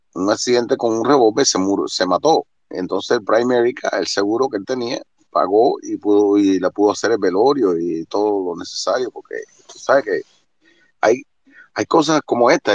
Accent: Cuba; moved away as an adult; Yo salí hace 40 años de Cuba, llevo 35 en el norte

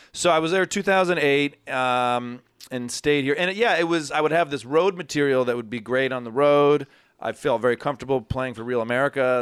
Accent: Ann Arbor, Michigan, United States; moved away as an adult; also born or lived in Los Angeles; now in New York, United States; I'm from Ann Arbor. I grew up in a big family, youngest of four

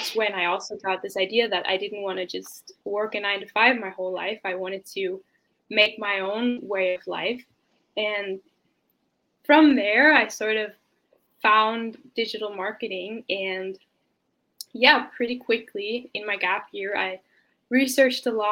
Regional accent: Denmark; I was born and raised in Denmark

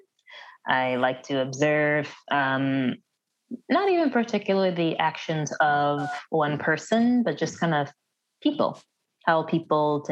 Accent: Wheaton, Illinois, United States; We're in a non-denominational church growing up in Wheaton

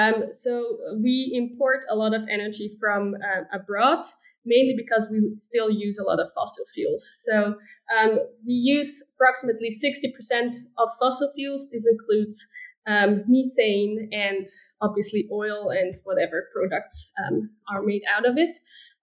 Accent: Switzerland; I am from Switzerland, obviously.

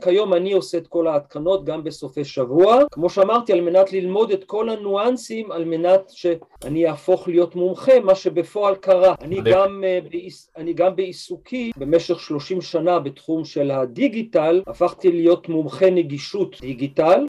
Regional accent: Israel; אני גדלתי ב-, בקיבוץ

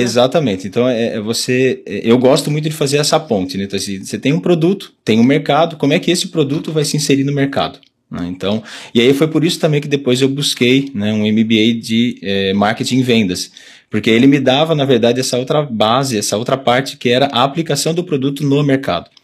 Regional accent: Jundiaí, São Paulo, Brazil; moved away as an adult; eu sou nascido aqui na região, né? Nasci em Jundiaí

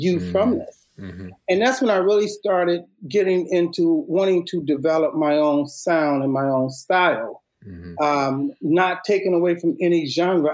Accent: Chicago, Illinois, United States; Humble background, I'm from Chicago. We had a very thriving arts program within Chicago public schools

